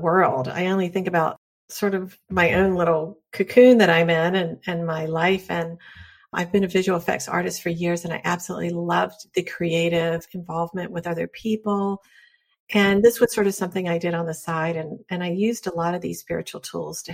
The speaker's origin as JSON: {"language": "English", "region": "North Carolina", "country": "United States", "tie": "born or raised there", "said": "I grew up in North Carolina in the South, which is pretty conservative."}